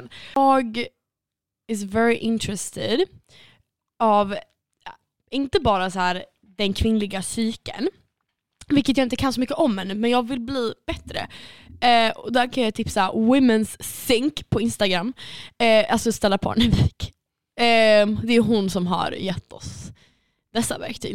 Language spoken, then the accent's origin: Swedish; Sweden; jag ska säga suédois